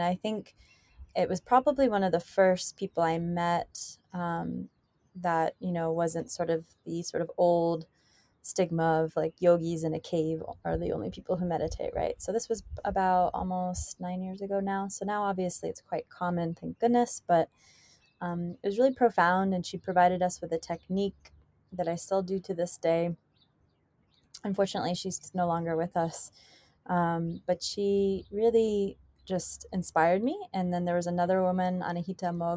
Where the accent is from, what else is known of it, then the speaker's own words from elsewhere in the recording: Miami, Florida, United States; now in Hawaii, United States; when I was little, I grew up in Miami